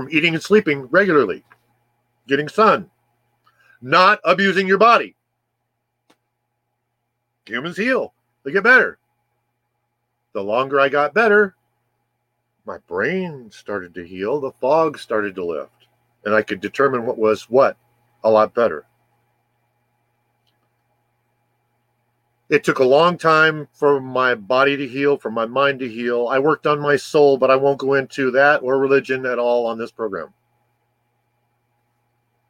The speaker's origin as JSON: {"language": "English", "region": "California", "country": "United States", "tie": "born or raised there", "moved": "as an adult", "lives_now": "Arizona, United States", "said": "I was born in California"}